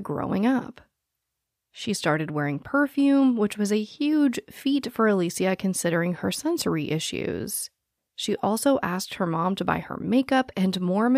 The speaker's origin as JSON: {"language": "English", "town": "Phoenix", "region": "Arizona", "country": "United States", "tie": "born or raised there", "said": "I was born and raised in Phoenix, Arizona"}